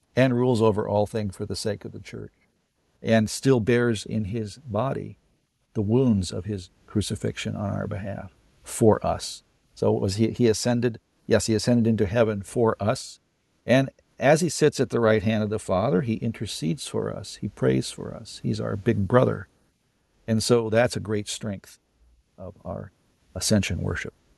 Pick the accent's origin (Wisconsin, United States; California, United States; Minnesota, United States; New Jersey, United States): California, United States; I grew up in California in the sixties and seventies.